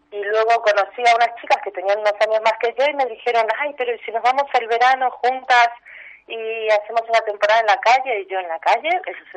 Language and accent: Spanish; Argentina; Soy argentina, pero mis abuelos vienen de Odessa, Ucrania.